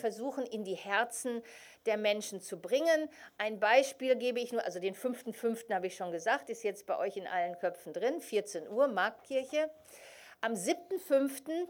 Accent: Ruhr area, North Rhine-Westphalia, Germany; also born or lived in Soviet Union; bin in, in Deutschland geboren, ich bin ein Kind des Ruhrgebietes

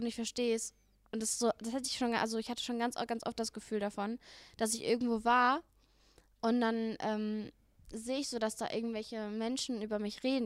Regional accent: Germany; ich bin in Deutschland geboren, aber meine Familie kommt aus Kroatien

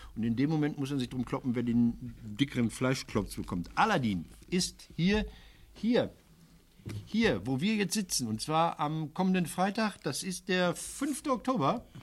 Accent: Ruhr area, North Rhine-Westphalia, Germany; bei uns im Ruhrgebiet

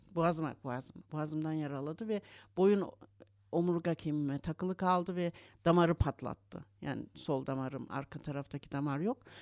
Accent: Berlin, Germany; also born or lived in Istanbul, Turkey; 6 yaşımda Almanya'ya geldik. Annem babam işçi ailesi olarak geldiler buraya.

